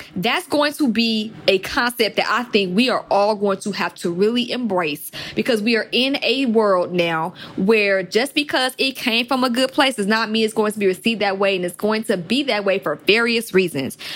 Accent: Atlanta, Georgia, United States; growing up in Atlanta, which is trap music capital

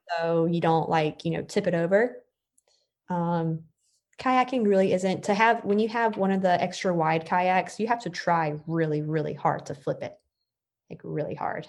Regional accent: Florida, United States; also born or lived in New York; I'm from Florida

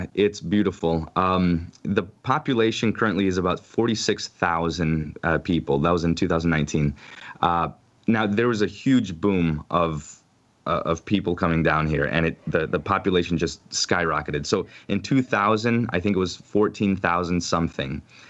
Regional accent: Ohio, United States; born there; So I was born in Ohio. Well, I should back up. My father is from Chile, from South America.

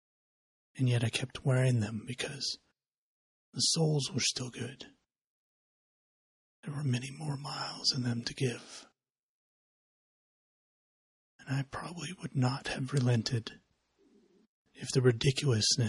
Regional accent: United States; as an American

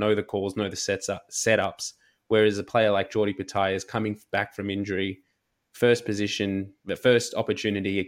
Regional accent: Australia; as an Australian rugby fan

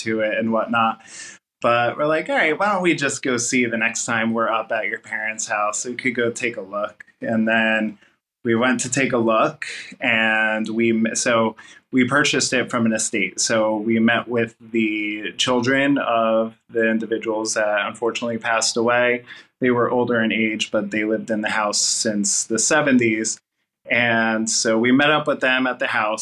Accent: New Jersey, United States; moved away as an adult; now in Pennsylvania, United States; we were in New Jersey, and I grew up in New Jersey, and I never lived outside of New Jersey.

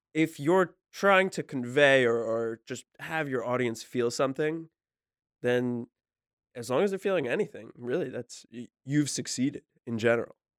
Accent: New Jersey, United States; I don't say I'm from New Jersey when I go abroad. I say I'm from New York City 'cause I work there

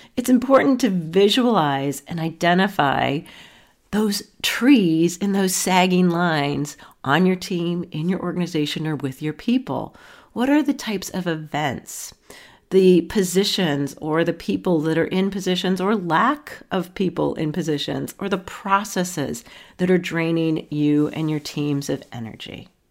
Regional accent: Akron, Ohio, United States; moved away; So I am from Akron, Ohio. I don't live there now, but hometown roots are in Akron, Ohio

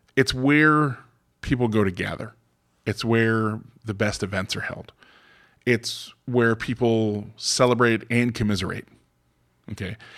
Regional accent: Florida, United States; moved away as an adult; now in Westchester County, New York, United States; I'm from Florida

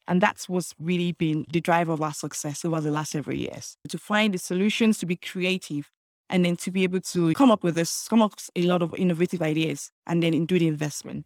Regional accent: Nigeria; moved away as an adult; also born or lived in United Kingdom; now in Lagos, Nigeria; I grew up in Nigeria and then moved to the United Kingdom for further education

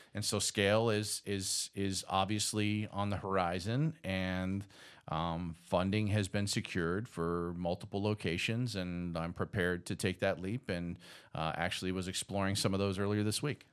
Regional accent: Boston, Massachusetts, United States; also born or lived in Athens, Georgia; now in Georgia, United States; I'm from Boston

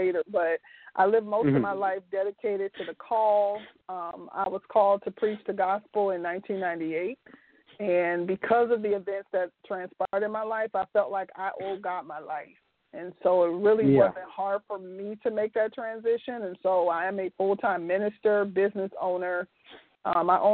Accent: Youngstown, Ohio, United States; I originally was born and raised in Youngstown, Ohio

